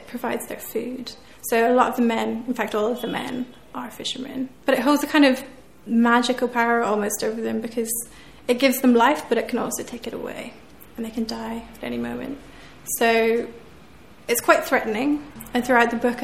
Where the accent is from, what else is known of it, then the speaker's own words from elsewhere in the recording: West Cork, Munster, Ireland; moved away as an adult; also born or lived in Scotland / Galway; I was brought up in West Cork, right on the sea, almost as far south as you can get in Ireland. So I grew up by the ocean